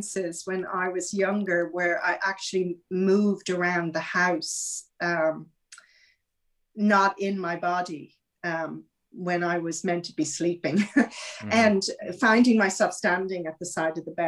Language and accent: English; Ireland; I grew up in Ireland, you know, and it was a very, very Catholic country